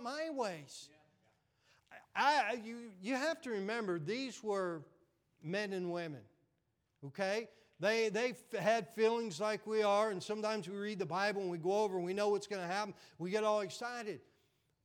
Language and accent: English; Pennsylvania and Western Virginia, United States; accent: Western Pennsylvania; moved away as an adult; also born or lived in Florida; I grew up in Pennsylvania and Western VA